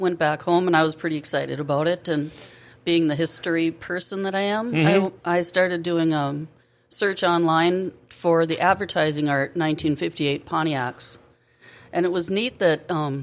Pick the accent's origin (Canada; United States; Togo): United States; Grand Forks, North Dakota; I grew up in Grand Forks